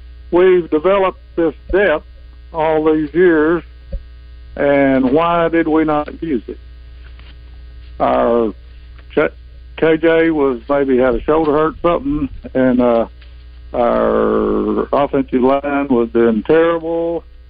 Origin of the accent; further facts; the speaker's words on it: Danville, Arkansas, United States; I'm from Danville.